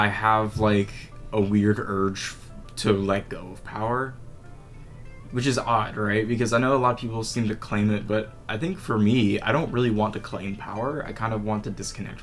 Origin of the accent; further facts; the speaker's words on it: United States; as an American